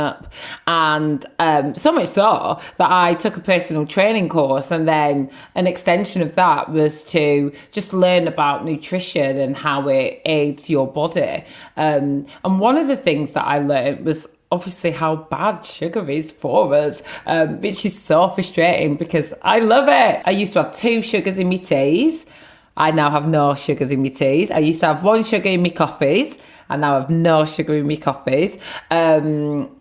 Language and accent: English; Blackburn, North West England, United Kingdom; growing up in Blackburn with two Nigerian parents, five brothers, two sisters